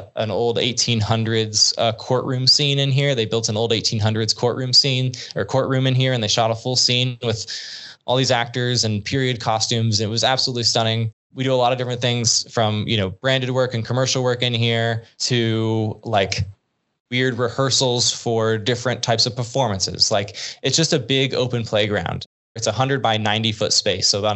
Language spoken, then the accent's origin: English; Arkansas, United States; I'm from Arkansas.